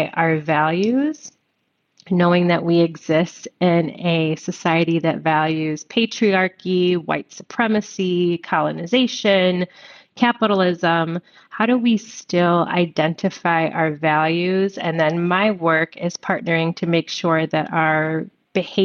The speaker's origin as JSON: {"language": "English", "town": "Chicago", "region": "Illinois", "country": "United States", "tie": "born or raised there", "said": "I'm born and raised in Chicago"}